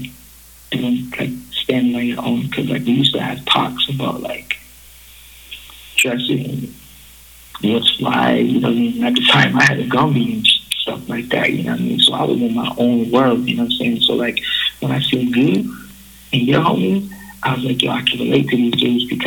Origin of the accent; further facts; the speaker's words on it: Buffalo, New York, United States; now in Canada; my dad is from Buffalo, New York, so I grew up in Buffalo, New York